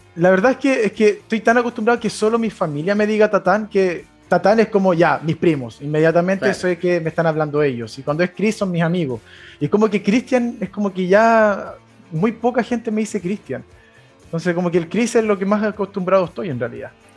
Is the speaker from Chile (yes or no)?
yes; Coihueco, Ñuble, Chile; also born or lived in Chillán; nací en Chillán. Eh, ahí, mira, nací simplemente en Chillán. De ahí me fui a vivir a Coihueco, a un pueblo cercano a la cordillera de Chillán eh, y ahí estuve viviendo hasta como los 13 años.